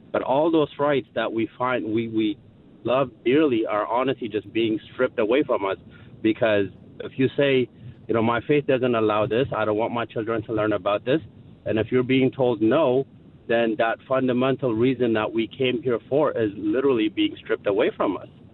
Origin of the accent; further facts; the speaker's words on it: Ethiopia; now in Montgomery County, United States; we are from Ethiopia